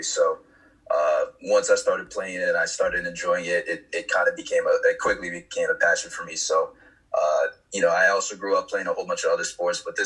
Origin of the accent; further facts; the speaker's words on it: Norwalk, United States; my hometown, Norwalk